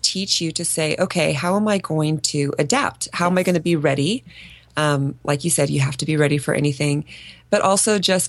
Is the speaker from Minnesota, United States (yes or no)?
yes; Minnesota, United States; moved away as an adult; also born or lived in San Diego, California / Phoenix, Arizona; really growing up in Minnesota